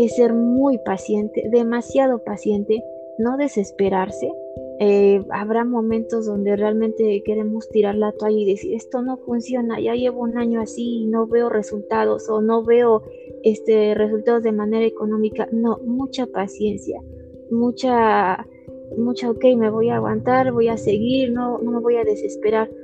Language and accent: Spanish; Ixmiquilpan, Hidalgo, Mexico; soy originaria de Ixmiquilpan, Hidalgo